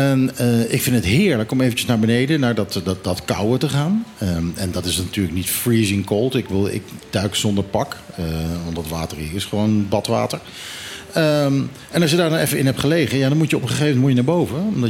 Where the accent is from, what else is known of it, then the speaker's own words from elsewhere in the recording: Netherlands; En als Nederlander spreek ik dat nu uit, dus Dooie Kat.